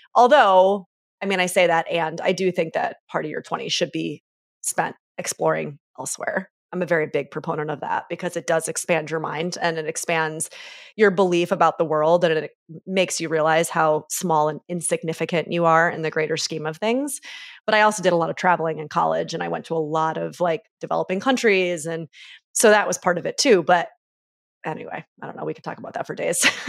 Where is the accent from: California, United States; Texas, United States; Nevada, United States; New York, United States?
New York, United States; Syracuse; moved away as an adult; Grew up in upstate New York, mostly from, like, six years old on